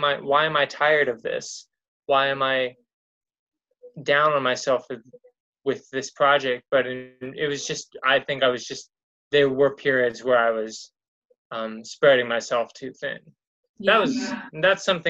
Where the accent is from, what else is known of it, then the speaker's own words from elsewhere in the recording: Los Angeles, California, United States; also born or lived in Glendale; I grew up basically here in Los Angeles, like in the Pasadena area, and then kind of Glendale